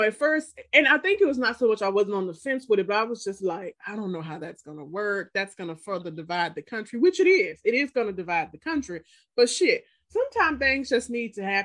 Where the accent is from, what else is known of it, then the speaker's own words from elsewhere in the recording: Mississippi, United States; moved away; Like where I grew up in Mississippi